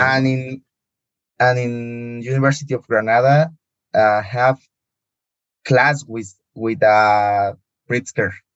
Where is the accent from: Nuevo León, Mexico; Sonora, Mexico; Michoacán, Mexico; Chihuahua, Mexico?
Michoacán, Mexico; Morelia; English is a second language; I'm from Morelia, it's a city called Morelia in Mexico.